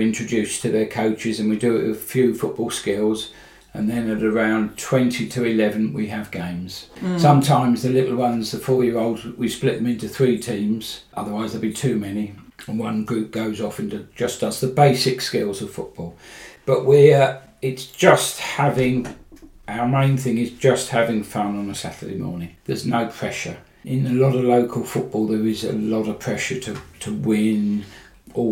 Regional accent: Crawley, South East England, United Kingdom; also born or lived in London / Zambia; now in Horsham, United Kingdom; I lived in Crawley for 22 years, and then I moved to Horsham in 1986 when I got married. So I regard good old Sussex by the Sea as my home

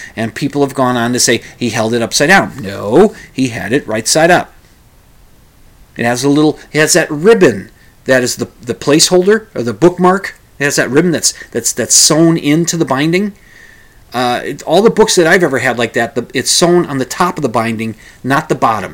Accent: United States; I'm an American

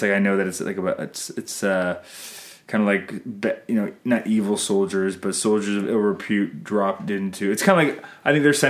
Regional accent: Canada

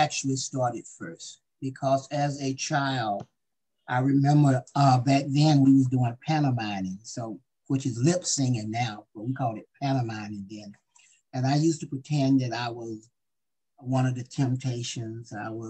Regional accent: Stockbridge, Georgia, United States; born there; Stockbridge. I was born in Stockbridge, which is close to Atlanta.

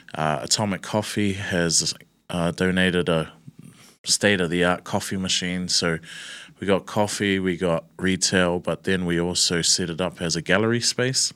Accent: Auckland, New Zealand; I'm born and raised in Newton, Newton City, Eden Terrace area.

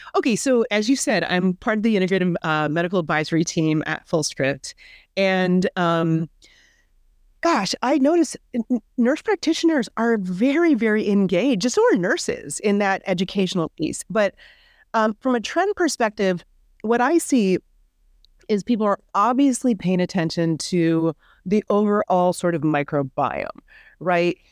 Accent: Midwest, United States; born or raised there

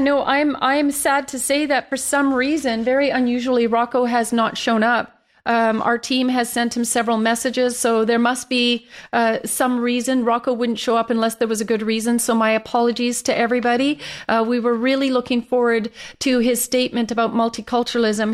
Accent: Canada; my hometown that I was born and raised in.

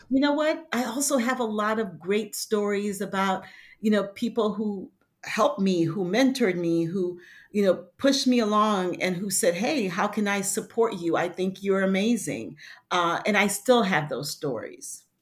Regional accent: Haiti; moved away; I'm from Haiti and, um, you know, I, I had to deal with adversity, you know, since being a kid with an accent, being bilingual

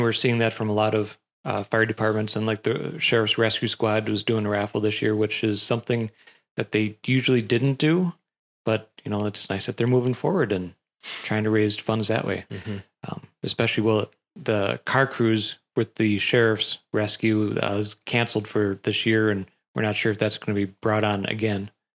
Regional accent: Wisconsin Rapids, Wisconsin, United States; also born or lived in Wausau; I've been stuck in Rapids all my life

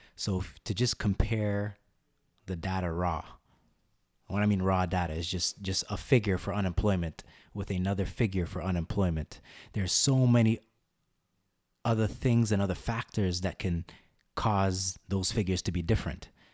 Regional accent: Canada; also born or lived in Guyana (ancestry) / India (ancestry); I'm a Canadian by birth, Guyanese by background, Indian by origin

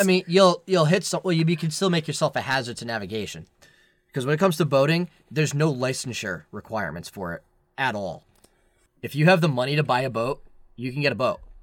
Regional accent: Bristol, Rhode Island, United States; also born or lived in Massachusetts / Maine / New Hampshire; I was born and raised in Bristol, Rhode Island

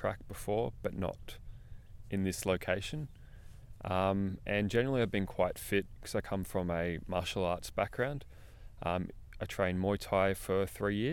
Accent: Melbourne, Victoria, Australia; also born or lived in Darwin; now in Perth, Australia; I'm originally from Melbourne, but I've been travelling up and down. Well, I went to Darwin, and now I live in Perth

